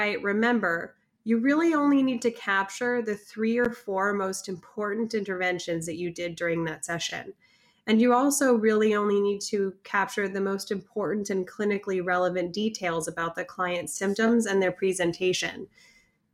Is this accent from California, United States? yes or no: yes; Northern California, United States; I'm from Northern California